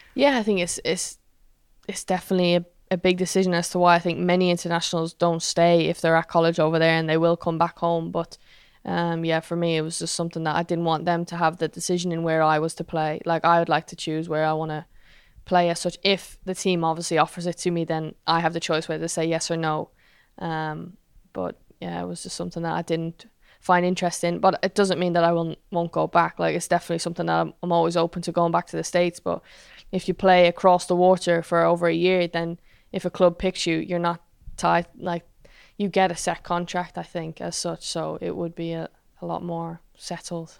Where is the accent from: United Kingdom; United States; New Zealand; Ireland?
Ireland